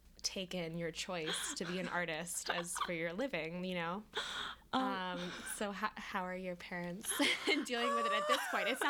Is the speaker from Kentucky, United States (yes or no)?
no; Southeastern Michigan, United States; I'm from Michigan.